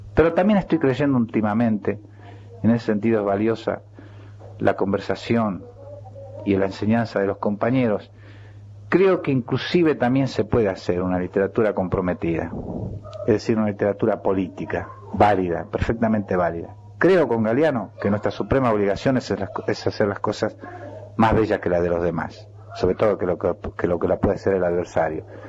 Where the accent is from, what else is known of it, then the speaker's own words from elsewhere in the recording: Chacabuco, Buenos Aires Province, Argentina; now in Buenos Aires, Argentina; hablar de Chacabuco es un poco hablar de mi infancia